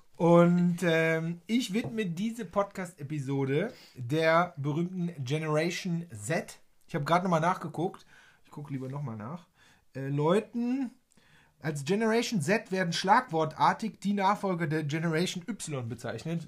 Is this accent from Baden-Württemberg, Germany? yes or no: no; Waldbröl, North Rhine-Westphalia, Germany; moved away; hier im schönen Oberbergischen Kreis, in meiner Heimat, in Waldbröl